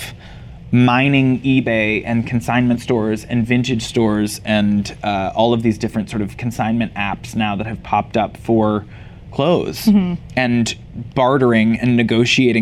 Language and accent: English; Canada; I grew up in Canada